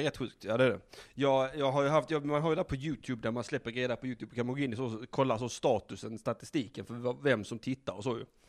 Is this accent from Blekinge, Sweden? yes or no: yes; Blekinge, Sweden; moved away; Vi, vi är ju ursprungligen från Blekinge